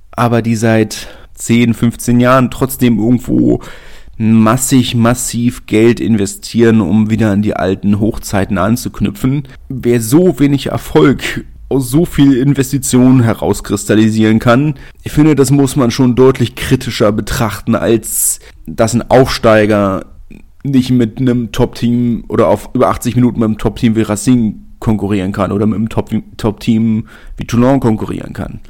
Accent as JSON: {"language": "German", "region": "Berlin", "country": "Germany", "said": "Als Berliner"}